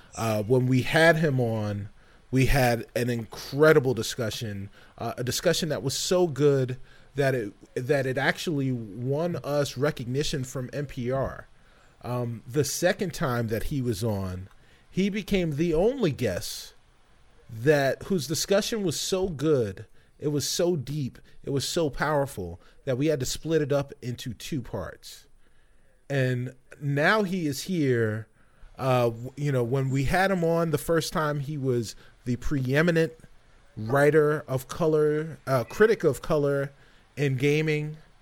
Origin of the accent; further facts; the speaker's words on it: New York City, New York, United States; I'm from the Bronx